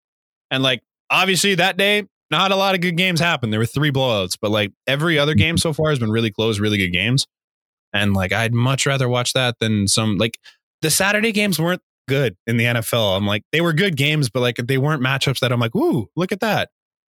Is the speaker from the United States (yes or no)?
no; Canada; it's nice as a Canadian.